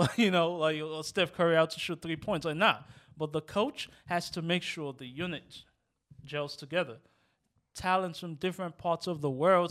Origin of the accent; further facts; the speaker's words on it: Nigeria; also born or lived in Rosedale; now in United States; growing up in Nigeria